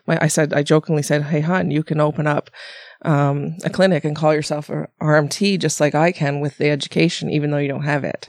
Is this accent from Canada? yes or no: yes; Ontario, Canada; moved away; I came from Ontario, blah, blah, blah." And I did all my schooling, most of my schooling out there.